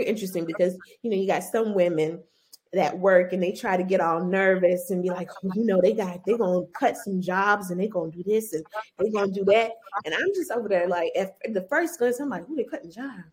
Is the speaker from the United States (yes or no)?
yes; Orangeburg, South Carolina, United States; I'm from Orangeburg, South Carolina, from the blackity blackest town in South Carolina.